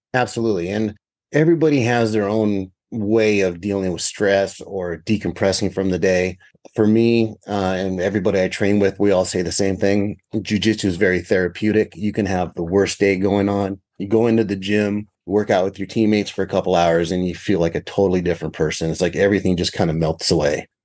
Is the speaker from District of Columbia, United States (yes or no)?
no; California, United States; the area I grew up in California was pretty rural